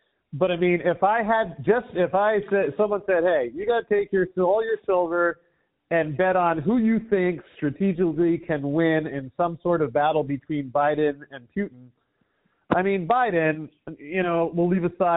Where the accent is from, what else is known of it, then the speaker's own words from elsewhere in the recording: United States; moved away as an adult; someone who grew up in America